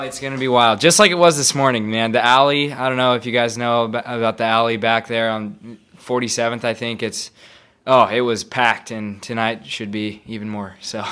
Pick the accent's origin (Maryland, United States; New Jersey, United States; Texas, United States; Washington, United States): Washington, United States; Spokane; I'm from Spokane